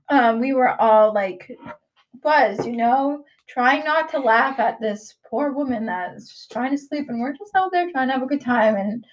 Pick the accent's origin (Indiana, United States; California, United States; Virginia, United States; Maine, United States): Maine, United States; I was born and raised in Maine. And no, I do not have a Maine accent.